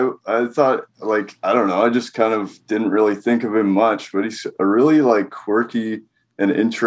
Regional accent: Vernon, British Columbia, Canada; I'm from Vernon, British Columbia, Canada.

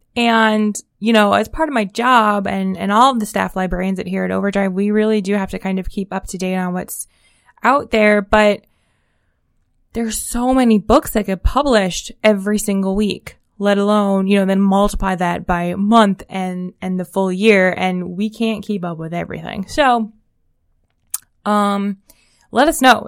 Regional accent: Hudson, Ohio, United States; My hometown in particular is Hudson, Ohio

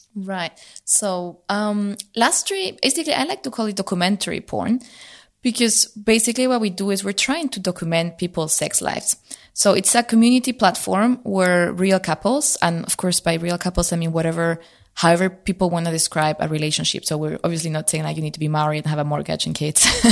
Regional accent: Spain; moved away as an adult; now in Berlin, Germany; I grew up originally in Spain, so I moved to Berlin.

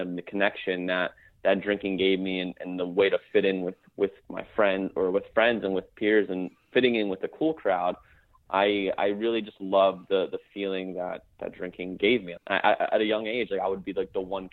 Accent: New Jersey, United States; I am from New Jersey.

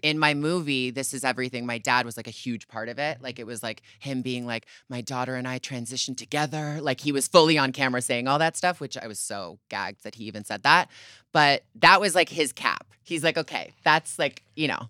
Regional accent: Canada; moved away; I grew up in Canada

